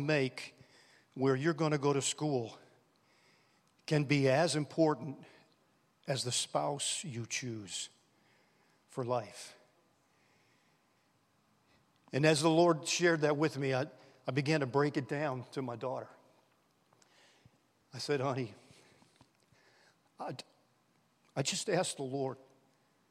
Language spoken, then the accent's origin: English; New Orleans, Louisiana, United States; We grew up in New Orleans